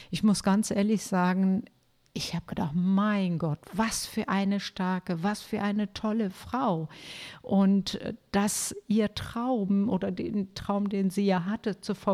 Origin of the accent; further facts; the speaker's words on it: Germany; hier bei uns in Deutschland